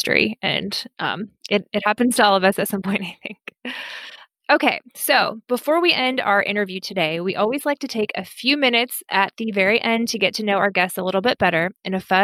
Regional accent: Berea, Kentucky, United States; also born or lived in Washington, D.C.; my home county, Madison County, Kentucky, Eastern Kentucky University. I'm from Berea

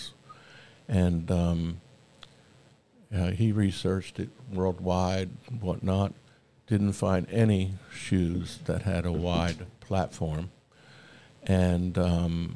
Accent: Princeton, New Jersey, United States; also born or lived in Seaside Park, New Jersey; now in Atlanta, United States; I was born and raised in Princeton

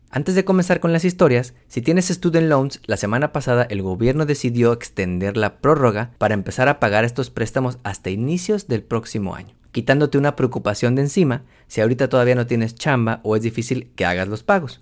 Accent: Mexico; now in Houston, United States; soy un economista mexicano host del Taco Financiero Podcast y vivo en la ciudad de Houston

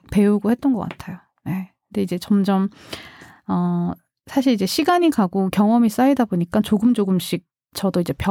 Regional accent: South Korea; 원래 사실 고향이 서울이 아니거든요. 그래서 다른 지방에 이제 있었는데 사투리가 되게 심했거든요.

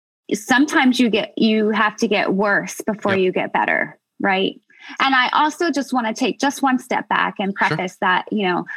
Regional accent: United States; I'm American.

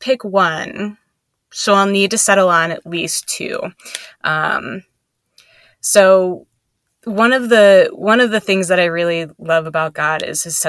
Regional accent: northeastern Pennsylvania, United States; moved away; I am from northeastern Pennsylvania

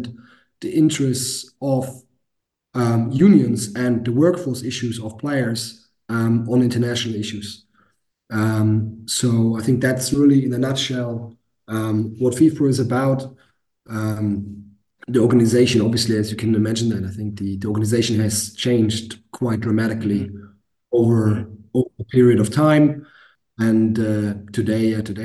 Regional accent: Hamburg, Germany; I played at the academy team in my hometown in Hamburg, at FC St. Pauli

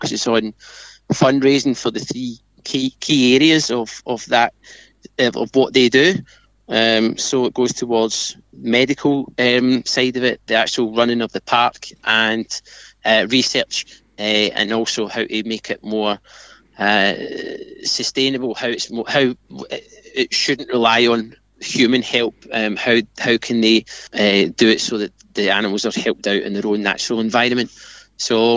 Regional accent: Glasgow, Scotland, United Kingdom; moved away; I'm from Glasgow

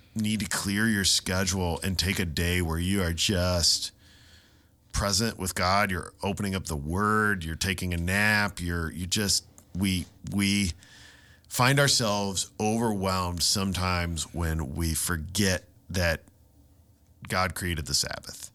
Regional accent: Ohio, United States; little town I grew up in in Ohio

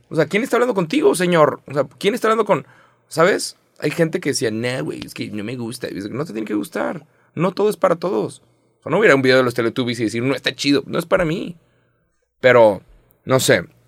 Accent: Mexico; 30 años siendo mexicano

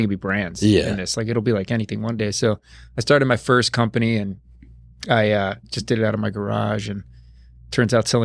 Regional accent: Jupiter, Florida, United States; I'm from Jupiter, Florida

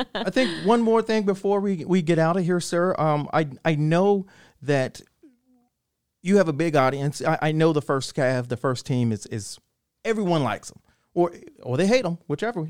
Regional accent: Killeen, Texas, United States; I'm from Killeen, and my dad was in 2nd Armored Division

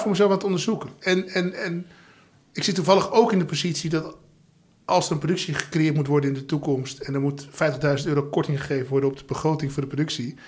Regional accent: Amstelveen, North Holland, Netherlands; Ik ben opgegroeid in Amstelveen

